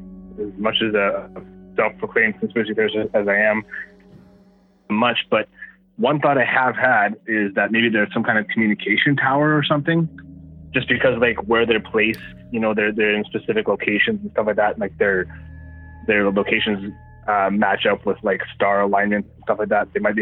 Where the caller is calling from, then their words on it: Manitoba, Canada; from Manitoba again.